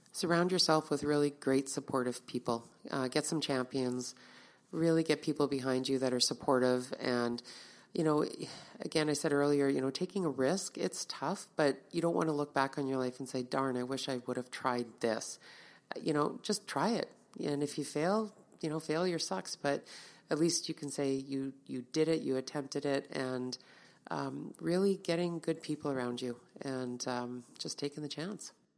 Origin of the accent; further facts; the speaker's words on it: Winnipeg, Manitoba, Canada; I grew up in Winnipeg, born and raised in Winnipeg